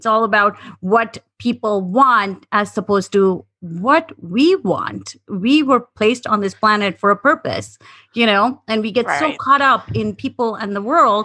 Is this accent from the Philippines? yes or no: no; India; also born or lived in Cincinnati, Ohio / North Dakota; now in United States; being raised in India